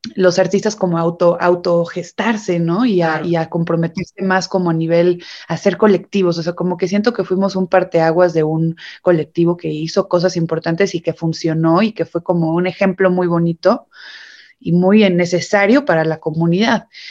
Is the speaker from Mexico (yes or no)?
yes; Mexico; somos los mexicanos